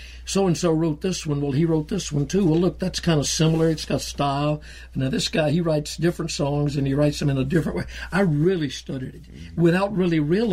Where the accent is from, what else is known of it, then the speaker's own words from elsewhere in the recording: Georgia, United States; also born or lived in South Carolina; I grew up in Georgia.